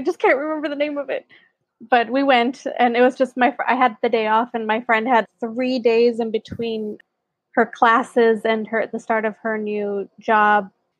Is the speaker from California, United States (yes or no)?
yes; Burbank, California, United States; also born or lived in Hollywood, Los Angeles; I grew up in Burbank, which is where like Disney and Warner Brothers studios are.